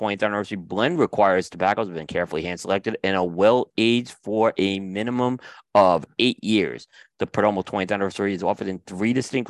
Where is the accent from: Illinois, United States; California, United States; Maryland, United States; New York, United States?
New York, United States; moved away as an adult; now in North Carolina, United States; Because we're all from New York.